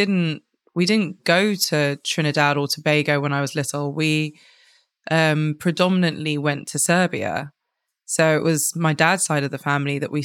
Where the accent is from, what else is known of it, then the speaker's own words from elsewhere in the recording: London, United Kingdom; I grew up in West London as well. We didn't move very far. I live in West London now as well.